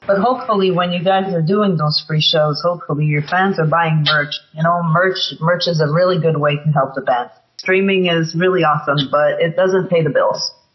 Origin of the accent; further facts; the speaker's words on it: Montreal, Quebec, Canada; I'm originally from Montreal, Canada.